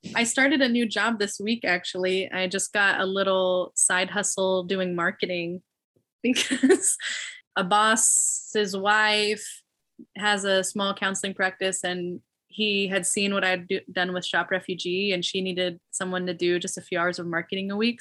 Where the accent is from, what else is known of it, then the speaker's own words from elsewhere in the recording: Illinois, United States; also born or lived in Knoxville, Tennessee; now in Phoenix, United States; I grew up in Illinois